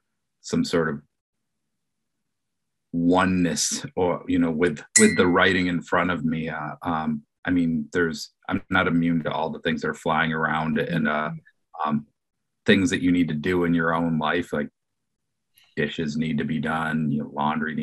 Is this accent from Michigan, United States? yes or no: yes; Detroit, Michigan, United States; moved away; I'm originally from Detroit